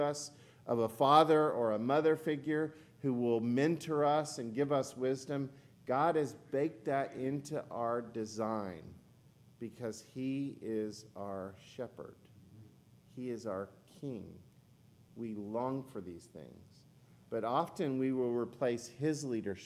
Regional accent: Oklahoma, United States; moved away; And I'm from Oklahoma

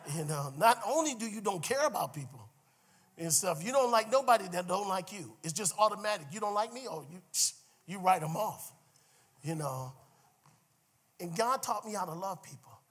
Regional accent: Cleveland, Ohio, United States; moved away; I was from Cleveland

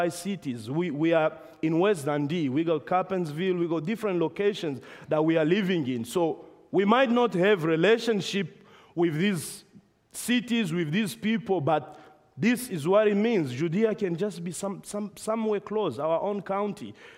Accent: Namibia; moved away; we were back in my home country, Namibia

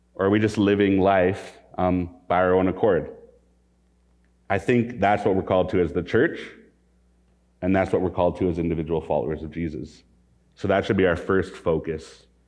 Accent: Calgary, Alberta, Canada; I grew up in Calgary, Alberta. I've been in Western Canada most of my life, well, all of my life

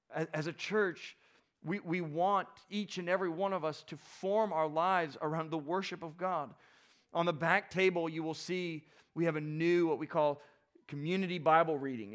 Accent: South Florida, United States; I grew up, some of you know this, I grew up in South Florida

